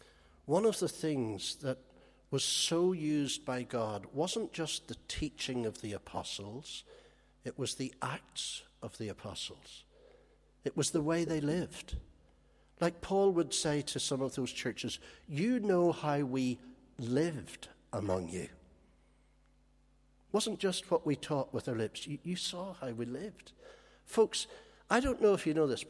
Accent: Holywood, Northern Ireland, United Kingdom; when I grew up in Hollywood, there was a gang of us where I lived

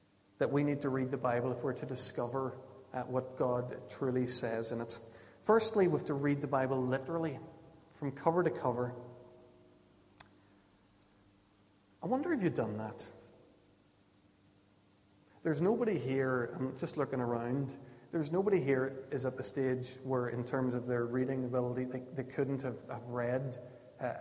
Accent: Ulster, Northern Ireland, United Kingdom; what I grew up with in Ulster evangelicalism

